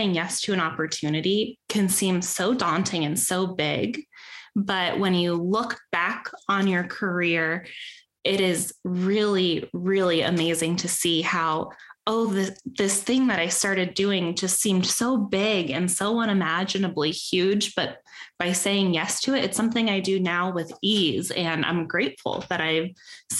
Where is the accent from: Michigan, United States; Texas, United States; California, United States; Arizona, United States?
Arizona, United States; Peoria; I grew up in Peoria Unified